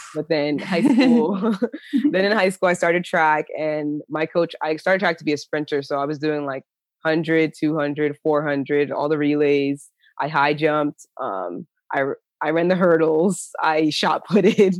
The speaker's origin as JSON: {"language": "English", "region": "New Jersey", "country": "United States", "also_born_or_lived": "Athens, Georgia", "moved": "as an adult", "lives_now": "Chula Vista, United States", "said": "I'm originally from New Jersey"}